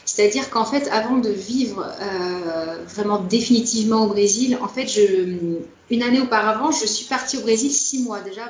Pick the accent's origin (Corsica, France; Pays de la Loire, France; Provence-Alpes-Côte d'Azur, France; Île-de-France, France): Pays de la Loire, France; Nantes; moved away as an adult; now in Natal, Brazil; je suis originaire de, Loire-Atlantique, hein, donc je suis née à Nantes exactement, et euh, peut-être pour ceux qui se connaissent, j'ai passé mon adolescence dans une ville qui s'appelle Ancigny, qui a une trentaine de kilomètres de Nantes